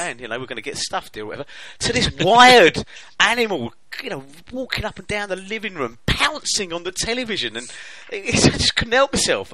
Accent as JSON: {"language": "English", "region": "England", "country": "United Kingdom", "said": "I'm English"}